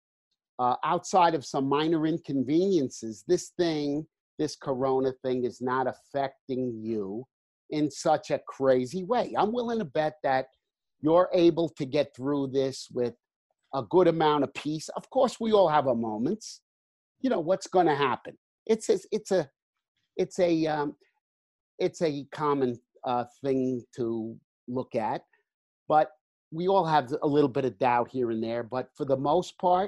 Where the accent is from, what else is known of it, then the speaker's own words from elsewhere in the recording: New Jersey, United States; accent: New Jersey; I guess nobody could tell by my accent. In New Jersey